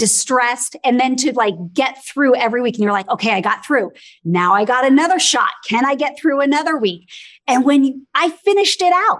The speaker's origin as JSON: {"language": "English", "town": "Los Angeles", "region": "California", "country": "United States", "tie": "born or raised there", "said": "I was born and raised in Los Angeles"}